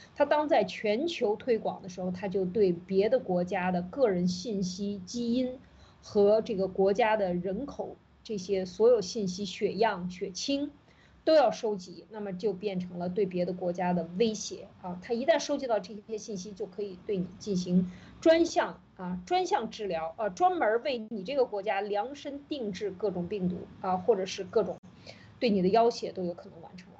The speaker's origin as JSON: {"language": "Chinese", "country": "China", "said": "我们中国人在一次一次的洗脑过程当中，其实已经完全没有这个意识了"}